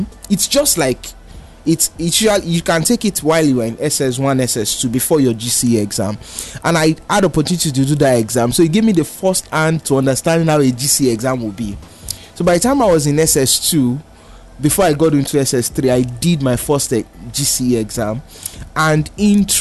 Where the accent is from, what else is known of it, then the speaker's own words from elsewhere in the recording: Lagos, Nigeria; I grew up in Oshodi.